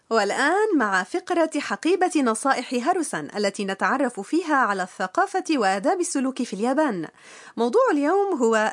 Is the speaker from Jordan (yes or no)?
yes; Jordan; أنا من الأردن لذا أقول يوردان كيماستا